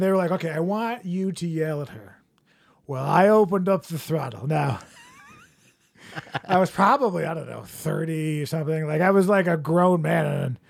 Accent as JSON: {"language": "English", "region": "East Coast", "country": "United States", "said": "We're all from the East Coast."}